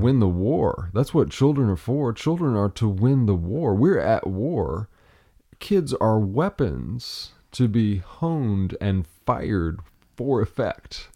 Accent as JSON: {"language": "English", "region": "Appalachia", "country": "United States", "said": "I'm a lumberjack from Appalachia."}